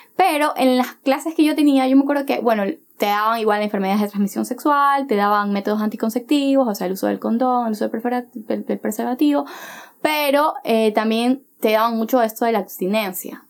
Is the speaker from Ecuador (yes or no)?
yes; Chone, Manabí, Ecuador; now in Guayaquil, Ecuador; yo soy de Chone, yo soy de Chone, Manabí